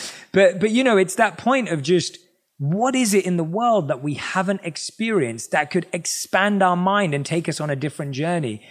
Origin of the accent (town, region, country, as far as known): London, United Kingdom; born or raised there